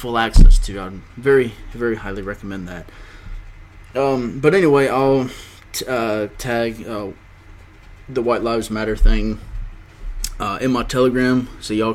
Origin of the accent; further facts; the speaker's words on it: Georgia, United States; Georgia, my home state